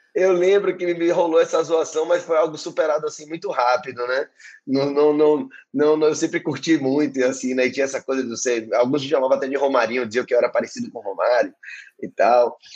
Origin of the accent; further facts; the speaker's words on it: Salvador, Bahia, Brazil; also born or lived in Paris; eu sou esse artista, músico de Salvador, nascido e criado em Salvador